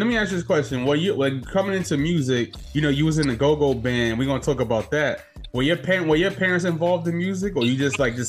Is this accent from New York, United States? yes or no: yes; New York, United States; I'm from New York.